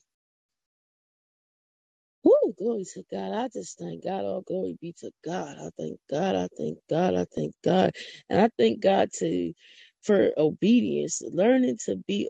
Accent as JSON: {"language": "English", "town": "Philadelphia", "region": "Pennsylvania", "country": "United States", "accent": "country", "said": "I'm from Philadelphia. I don't talk country."}